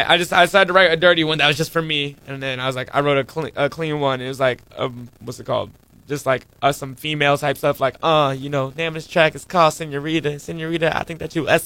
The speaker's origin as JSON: {"language": "English", "region": "Texas", "country": "United States", "moved": "yes", "lives_now": "Hawaii, United States", "said": "I came from Texas. Okay. I've lived there for about 12 years of my life. I think I've lived here about 6 years consecutively in Hawaii"}